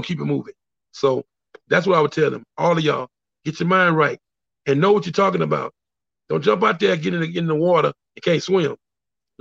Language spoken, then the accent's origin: English; El Dorado, Arkansas, United States; moved away; also born or lived in California; I am from El Dorado, Arkansas. I represent El Dorado